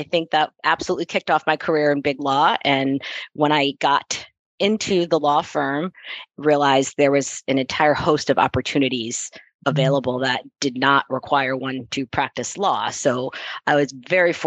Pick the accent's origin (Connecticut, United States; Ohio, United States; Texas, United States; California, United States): Connecticut, United States; also born or lived in Boston; I grew up in Connecticut, outside of New York City